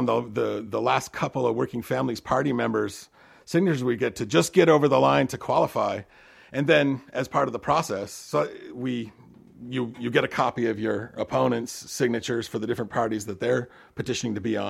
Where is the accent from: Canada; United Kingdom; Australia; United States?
United States; Seattle, Washington; now in Westford, United States; I grew up in Seattle, actually, but I've been out in upstate New York for something like 8 years